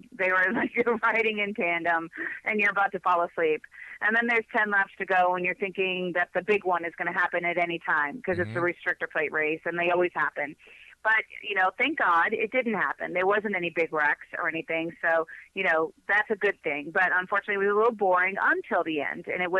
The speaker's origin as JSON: {"language": "English", "town": "Boston", "region": "Massachusetts", "country": "United States", "also_born_or_lived": "Miami / Colorado", "moved": "yes", "lives_now": "Arizona, United States", "said": "I'm from Boston, but mm-hmm. then I moved to Miami. Then I moved to Colorado. Now I'm in Arizona."}